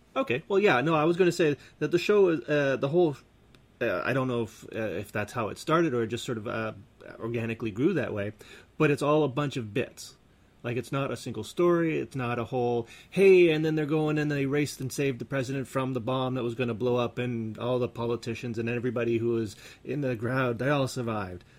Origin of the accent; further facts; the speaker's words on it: Canada; we're Canadian